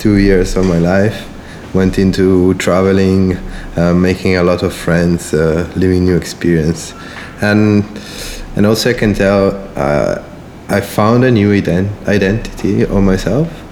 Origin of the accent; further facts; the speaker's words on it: outside Milan, Lombardy, Italy; English is a second language; I grew up outside Milan